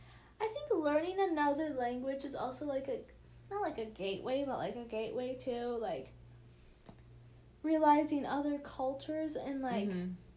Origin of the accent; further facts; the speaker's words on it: United States; we're from the United States